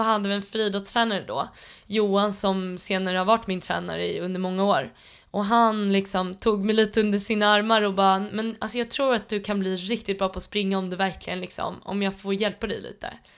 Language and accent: Swedish; Tullinge, Stockholm County, Sweden; jag är uppväxt ute i Tullinge